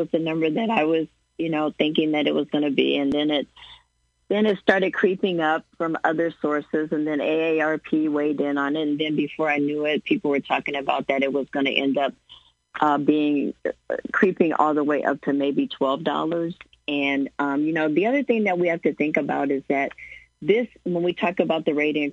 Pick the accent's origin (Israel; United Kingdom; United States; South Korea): United States; Springfield, Illinois; It's my hometown and I'm a ratepayer